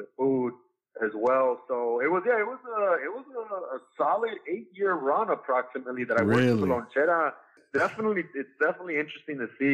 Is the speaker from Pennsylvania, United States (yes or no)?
no; Santa Ana, California, United States; I was born and raised in Santa Ana, California.